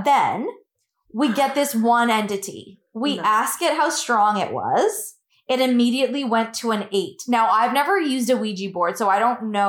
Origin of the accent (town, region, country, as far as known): Hamilton, Ontario, Canada